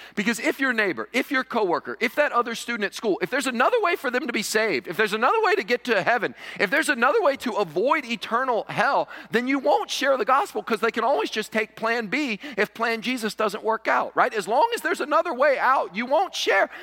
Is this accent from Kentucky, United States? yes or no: yes; Western Kentucky, United States; also born or lived in New York; now in Cullman, United States; I grew up in Kentucky, and there in Western Kentucky, every sixteen-year-old boy could be found in the tobacco patch